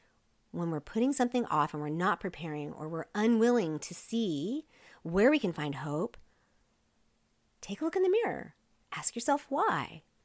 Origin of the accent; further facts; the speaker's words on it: Seoul, South Korea; also born or lived in Wyoming; And before we went on the mission field, I grew up in Seoul, Korea. So any shout outs there to my Korea peeps. Before we went to Korea, we were in Wyoming.